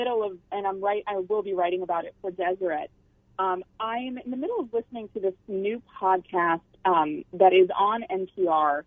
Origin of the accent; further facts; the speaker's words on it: Maryland, United States; I am from Maryland